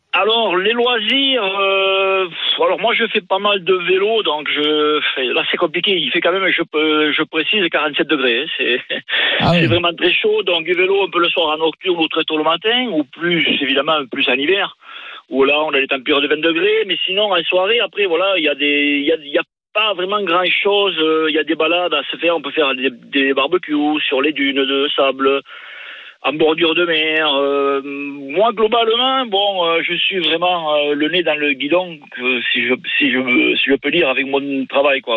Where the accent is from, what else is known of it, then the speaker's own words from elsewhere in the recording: Lourdes, Occitania, France; accent: southwestern; moved away as an adult; also born or lived in Kazakhstan; now in Doha, Qatar; De Lourdes, originaire de Lourdes, la ville